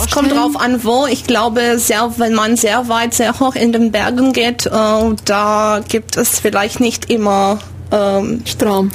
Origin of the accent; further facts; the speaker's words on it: Timișoara, Timiș County, Romania; German is a second language; moved away as an adult; also born or lived in Bremen / Dortmund / Canada; now in Ulm, Germany; Banat, ich komme aus Temeschwar im, im Westen